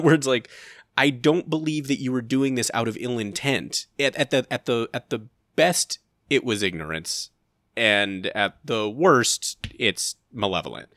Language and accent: English; United States; as an American